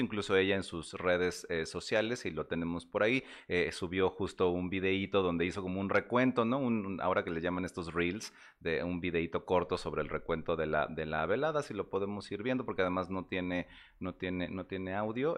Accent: Mexico; como decimos aquí en México

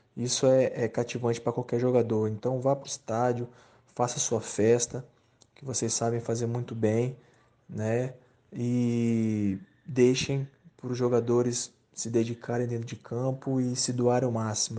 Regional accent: Espírito Santo, Brazil; moved away; na minha terra, no Espírito Santo

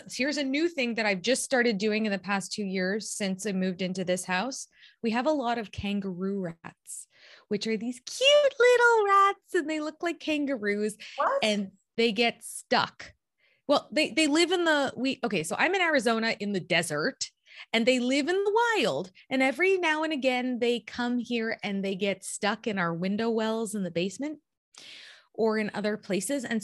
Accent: Toronto, Ontario, Canada

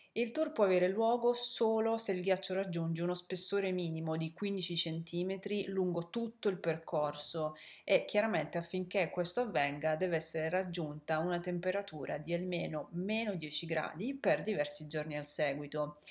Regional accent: Apulia, Italy; moved away as an adult; now in Netherlands; Io sono del sud, ormai lo sapete, sono pugliese, sono originaria della Puglia

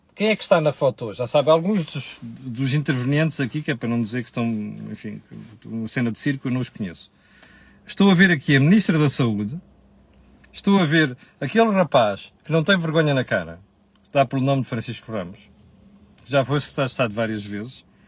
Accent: Portugal; nós portugueses

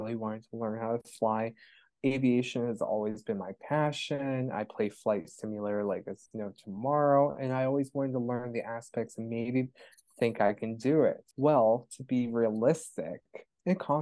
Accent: Florida, United States; also born or lived in Pittsburgh, Pennsylvania; I grew up in Florida

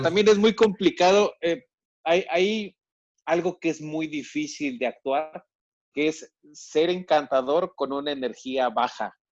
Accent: Monterrey, Nuevo León, Mexico; moved away as an adult; now in Mexico City, Mexico; yo me fui de Monterrey a la Ciudad de México por, o sea, sí, por la inseguridad, pero porque quería hacer teatro

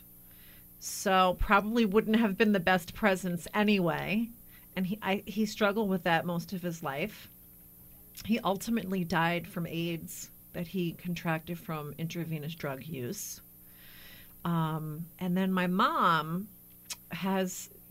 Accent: New Jersey, United States; also born or lived in New Brunswick, New Jersey; I grew up for the most part in New Jersey.

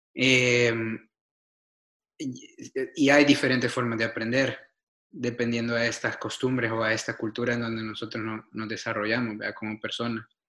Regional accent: El Salvador; born or raised there; moved away as an adult; also born or lived in Argentina / Denmark / New York, United States; now in Portland, United States

